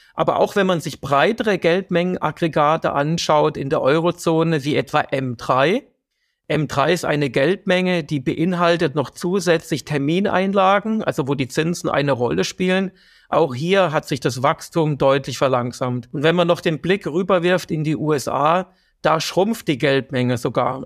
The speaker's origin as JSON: {"language": "German", "country": "Germany", "said": "bei uns in Deutschland"}